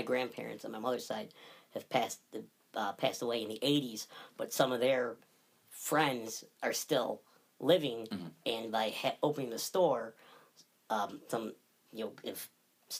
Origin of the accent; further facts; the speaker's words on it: Barneveld, New York, United States; I was born in Barneville.